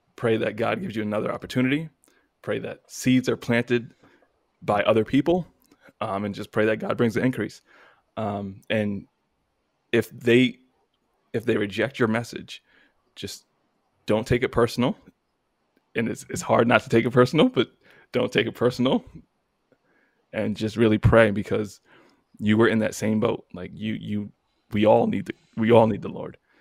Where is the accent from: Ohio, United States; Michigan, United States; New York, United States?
New York, United States; moved away as an adult; now in Virginia, United States; I'm from New York